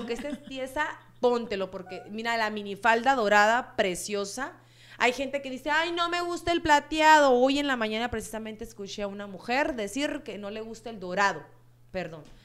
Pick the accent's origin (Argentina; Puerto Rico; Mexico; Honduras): Mexico; Sonora; moved away; de donde soy yo, que soy de allá de Sonora, en Palme, Sonora